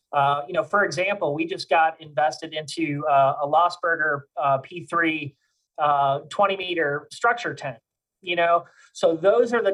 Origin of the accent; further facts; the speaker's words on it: Cleveland, Ohio, United States; moved away as an adult; now in Louisiana, United States; I'm actually from Cleveland, Ohio, and uh, I, I, moved down here to uh, Louisiana in 2007.